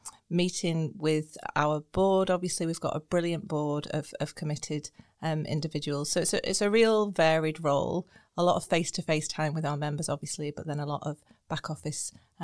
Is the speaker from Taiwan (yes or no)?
no; Blackpool, North West England, United Kingdom; moved away as an adult; also born or lived in Edinburgh / Sydney; now in Northern Ireland, United Kingdom; So I grew up in Blackpool.